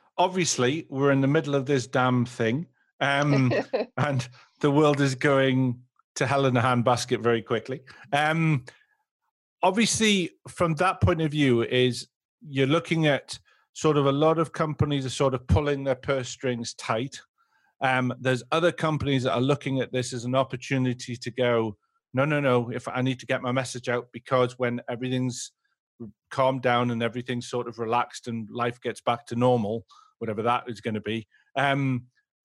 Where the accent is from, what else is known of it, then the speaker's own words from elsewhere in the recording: England, United Kingdom; you say Agile, I'm English, I say Agile